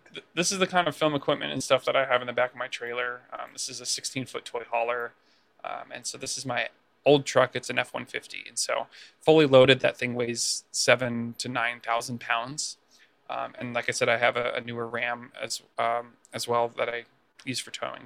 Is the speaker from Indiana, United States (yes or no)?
no; San Antonio, Texas, United States; moved away as an adult; now in California, United States; I'm from San Antonio, Texas